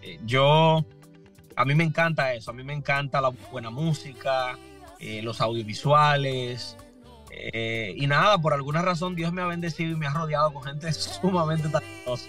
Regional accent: Higüey, La Altagracia, Dominican Republic; moved away as an adult; also born or lived in Santo Domingo, Dominican Republic; now in Lynn, United States; yo nací en la República Dominicana, específicamente en una ciudad al este de República Dominicana que se llama Higüey, Punta Cana

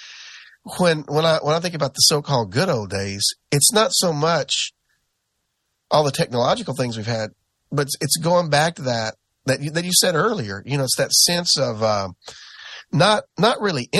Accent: the South, United States; growing up in the South

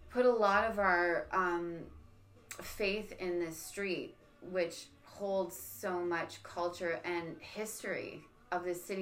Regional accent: Niagara Falls, Ontario, Canada; growing up in Niagara

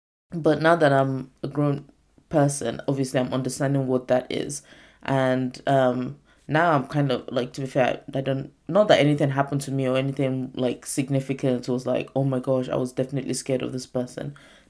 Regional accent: United Kingdom; I'm not saying like being British, like there's no respect for older people. There's more of a thing about it in my Nigerian culture

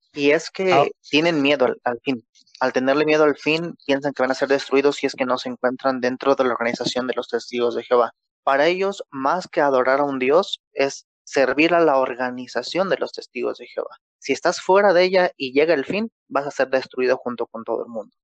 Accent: Mexico; Acá en México, yo soy de México

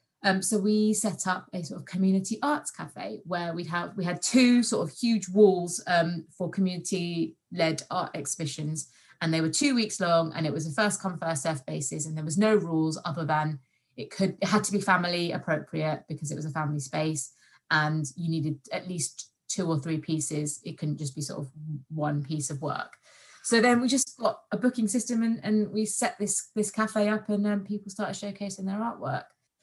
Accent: London, United Kingdom; also born or lived in Kent; So I'm originally from London via Kent, as my parents still live in Kent.

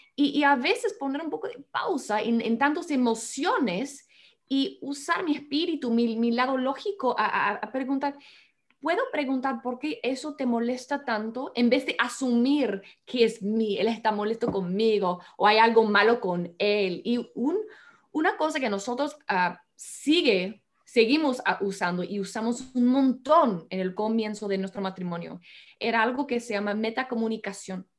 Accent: United States; Spanish is a second language; moved away as an adult; now in Peru; los dos somos ah, de los Estados Unidos

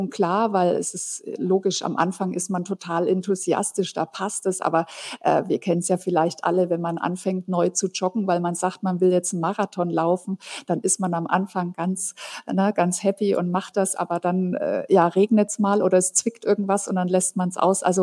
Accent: Fürth, Bavaria, Germany; aus der Stadt, wo ich herkomme. Das ist die Kleeblattstadt Fürth bei Nürnberg.

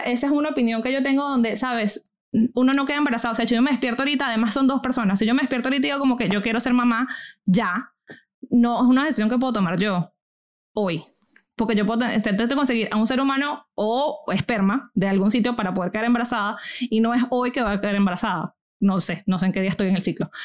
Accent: Venezuela; now in United States; colegio en Venezuela y vengo de clase media viviendo en los Estados Unidos.

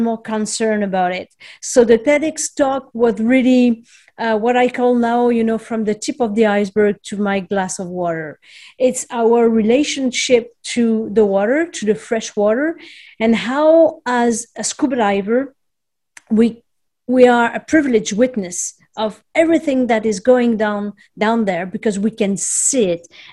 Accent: France; moved away as an adult; now in Montreal, Canada; I'm originally from France. However, I emigrated here a couple of decades ago and I still live in Montreal.

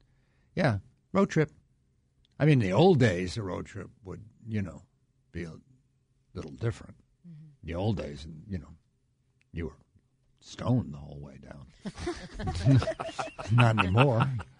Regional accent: New York, United States; moved away; I never heard of it back growing up in New York

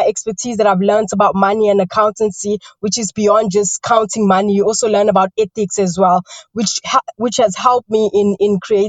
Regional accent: Newlands, KwaZulu-Natal, South Africa; I grew up in Newlands, initially first in Newlands West, which attributed to my accent a bit, although it's faded because in 2015 I moved to Newlands East.

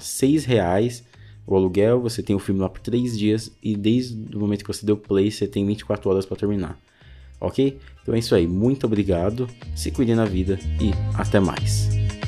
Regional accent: São Paulo, Brazil; Eu sou de São Paulo, da cidade de São Paulo, só que eu moro no extremo leste

